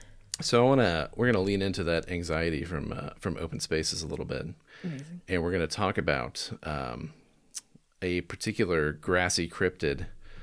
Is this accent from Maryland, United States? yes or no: no; near Hutchinson, Kansas, United States; This is like right by my hometown